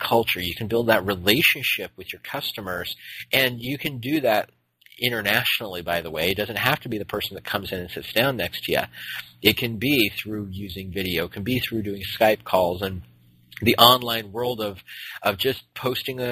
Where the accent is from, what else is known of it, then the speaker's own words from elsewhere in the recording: Phoenix, Arizona, United States; moved away as an adult; now in Portland, United States; being from Phoenix, we have very, very much a lot of L.A. influence